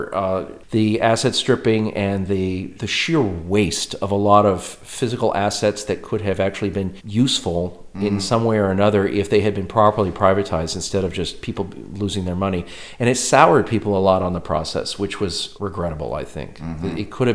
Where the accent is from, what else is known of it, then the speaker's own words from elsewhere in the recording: United States; now in Czech Republic; I live in the Czech Republic as an American.